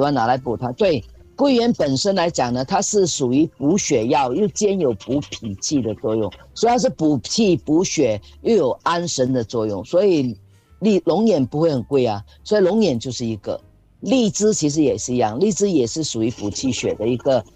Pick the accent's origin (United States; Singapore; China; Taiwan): Singapore; 我们新加坡人大部分的体质都是这样